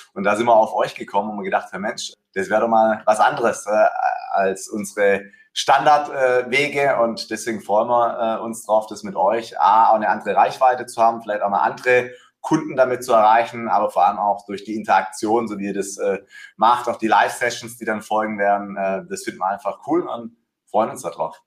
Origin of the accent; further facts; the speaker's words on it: Swabia, Baden-Württemberg, Germany; accent: Swabian; bin ein Schwabe, ne? deswegen äh, hört man eine, eine Ähnlichkeit.